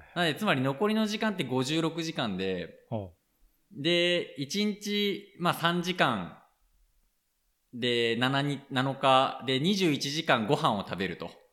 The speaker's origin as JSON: {"language": "Japanese", "region": "Aichi", "country": "Japan", "tie": "born or raised there", "also_born_or_lived": "Mie / Tokyo", "moved": "as an adult", "lives_now": "Nishiawakura, Japan", "said": "僕愛知県の出身です"}